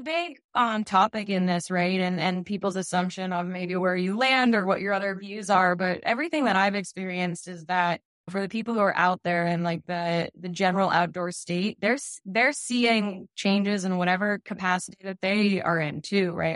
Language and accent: English; Wolfeboro, New Hampshire, United States; also born or lived in Steamboat Springs, Colorado; I was born and raised in New Hampshire, and I made my way back and I'm still living in the Grant State